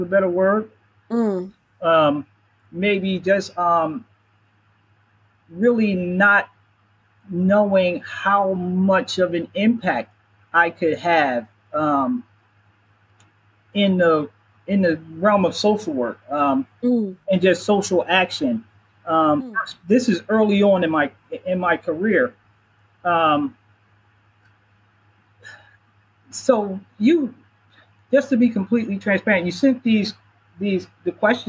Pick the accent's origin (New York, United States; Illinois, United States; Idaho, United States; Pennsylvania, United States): Pennsylvania, United States; Philadelphia; I'm born and raised in Philadelphia, so I'm strongly connected here